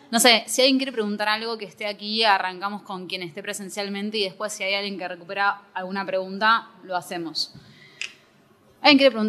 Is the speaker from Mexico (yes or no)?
no; General Villegas, Buenos Aires Province, Argentina; now in Buenos Aires, Argentina; yo soy de Villegas